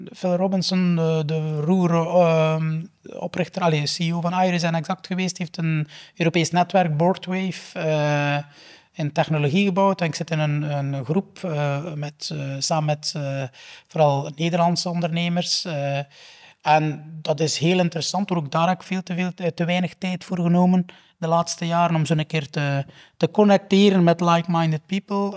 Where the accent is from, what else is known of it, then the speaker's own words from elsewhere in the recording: Flanders, Belgium; also born or lived in United Kingdom; ik als Vlaming